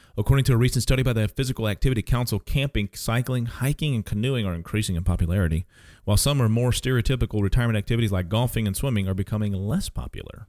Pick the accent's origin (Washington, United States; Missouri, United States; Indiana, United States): Missouri, United States; St. Charles; moved away as an adult; also born or lived in Kansas; now in Cape Girardeau, United States; I grew up, most of my, uh, childhood was in Saint Charles, Missouri